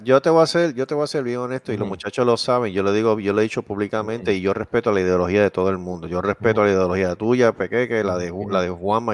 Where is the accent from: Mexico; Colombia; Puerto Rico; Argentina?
Puerto Rico; now in Texas, United States; yo sí